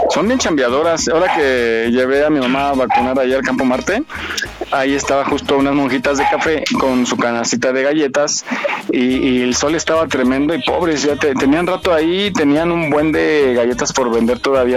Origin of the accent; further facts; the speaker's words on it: Mexico; en México tenemos diferentes acentos